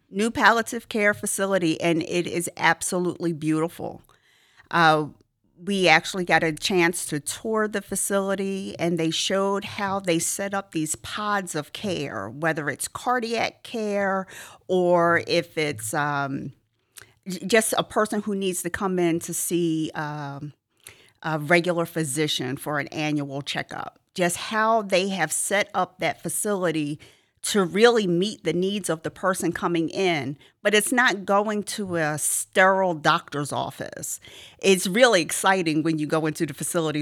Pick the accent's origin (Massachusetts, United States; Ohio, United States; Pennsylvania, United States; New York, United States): Pennsylvania, United States; Philadelphia; moved away as an adult; I grew up in the Philadelphia region